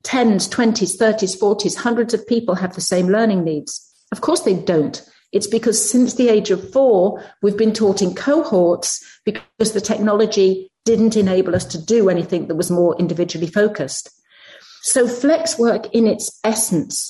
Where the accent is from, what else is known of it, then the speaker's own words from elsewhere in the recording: United Kingdom; moved away as an adult; now in United States; I come from the UK, as you can probably tell by my accent, and I work in the US now